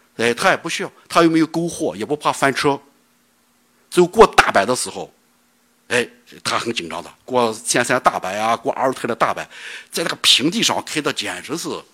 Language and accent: Chinese; Baoji, Shaanxi, China; accent: Shaanxi dialect; moved away as an adult; also born or lived in Xinjiang; 我是汉人。我是咱陕西人，宝鸡人，岐山人，正宗陕西人